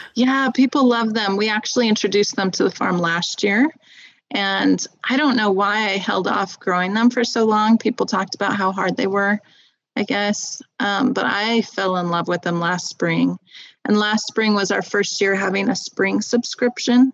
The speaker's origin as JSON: {"language": "English", "region": "Southern California", "country": "United States", "tie": "born or raised there", "moved": "as an adult", "lives_now": "Utah, United States", "said": "I grew up in Southern California near some really great farmers markets"}